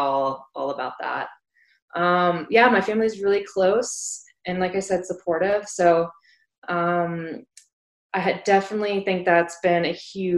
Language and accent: English; North Carolina, United States; I'm originally from North Carolina